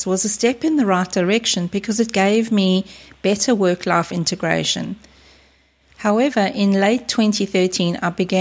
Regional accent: South Africa; moved away as an adult; now in Australia; I grew up and lived in South Africa until early 2001, when I migrated to Australia, this beautiful place that I now call home.

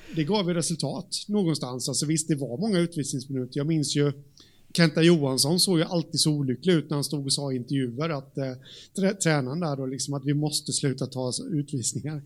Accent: Jönköping, Jönköping County, Sweden; där jag kommer ifrån, eh, här, Jönköping

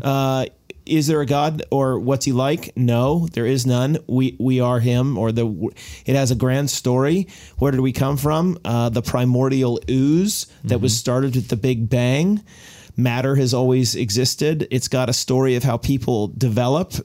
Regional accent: United States; I'm an American. My mother was Canadian

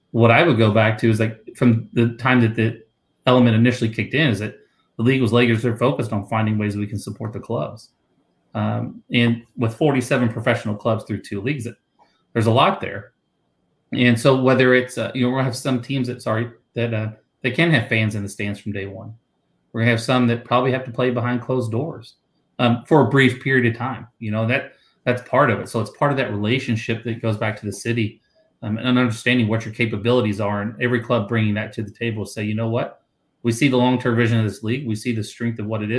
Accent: Kentucky, United States; Kentucky, my home state

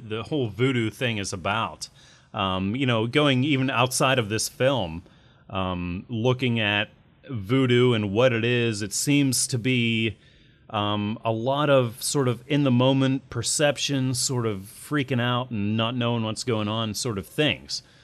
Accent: United States; I'm American, so I have my passport

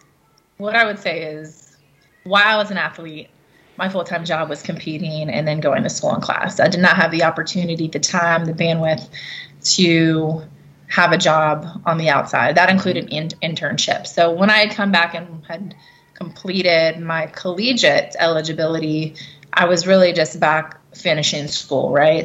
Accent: Cincinnati, Ohio, United States; I got my start with my hometown team of the Cincinnati Bengals

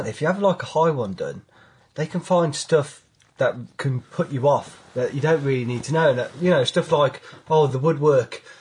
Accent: Warwick, West Midlands, United Kingdom; is my hometown, Warwick's where I'm originally from.

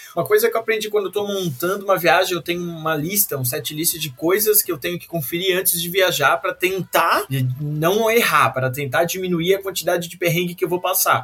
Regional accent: Santa Catarina, Brazil; eu sou de Santa Catarina

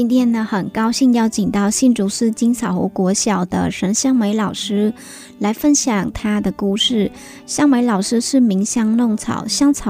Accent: Northern Vietnam, Vietnam; now in Hsinchu, Taiwan; 我是越南的北越。

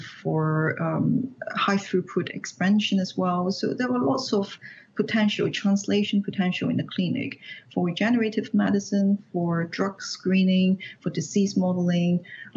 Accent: Hong Kong; moved away as an adult; I was born and raised in Hong Kong. I did my PhD in Hong Kong

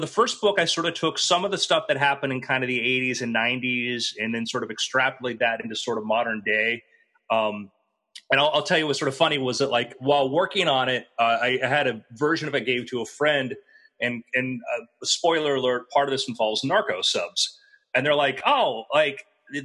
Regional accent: Fort Lauderdale, Florida, United States; I grew up in Fort Lauderdale

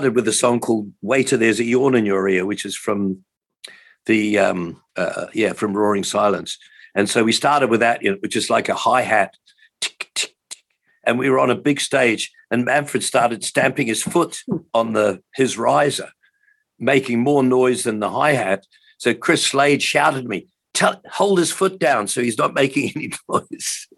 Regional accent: Hamilton, Waikato, New Zealand; moved away as an adult; also born or lived in England / Auckland; I grew up in Hamilton, which is, I think, probably, I don't know, 50,000 people perhaps at that point in time.

